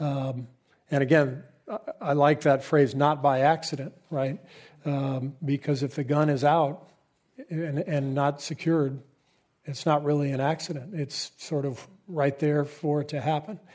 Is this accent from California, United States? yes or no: yes; Southern California, United States; moved away as an adult; also born or lived in San Antonio, Texas; I grew up in Southern California.